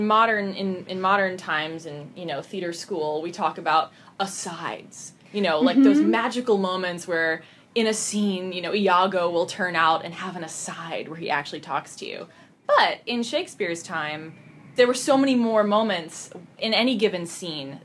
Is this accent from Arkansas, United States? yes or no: no; New Jersey, United States; also born or lived in California; now in Seattle, United States; I was born in California and raised in Jersey.